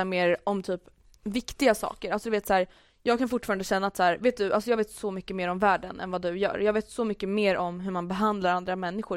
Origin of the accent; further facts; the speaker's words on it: Stockholm, Stockholm County, Sweden; jag är stockholmare